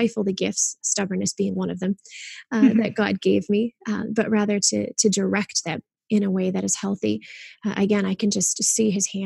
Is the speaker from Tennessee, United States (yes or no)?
no; Kalamazoo, Michigan, United States; I was born and raised in Kalamazoo, Michigan